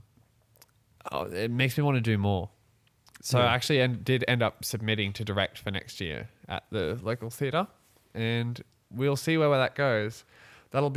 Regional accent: Australia; we actually are Australian.

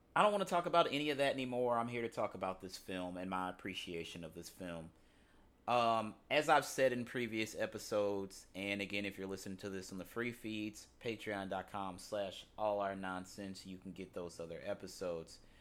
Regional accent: University City, Missouri, United States; moved away; growing up in University City, Missouri

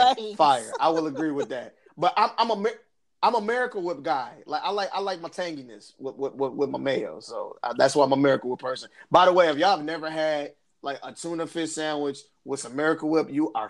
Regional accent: Flint, Michigan, United States; we are from Flint, Michigan.

